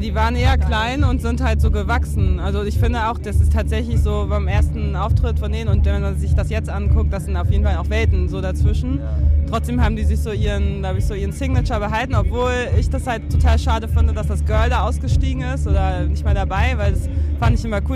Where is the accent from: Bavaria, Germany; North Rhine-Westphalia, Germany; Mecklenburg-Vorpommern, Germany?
Mecklenburg-Vorpommern, Germany; Neustrelitz; kommen wir ja beide aus Neustrelitz